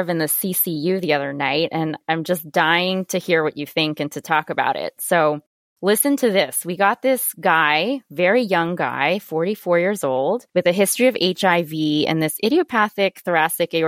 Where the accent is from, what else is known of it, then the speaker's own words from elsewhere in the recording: Boston, Massachusetts, United States; I am originally from Boston, actually. I was born and raised here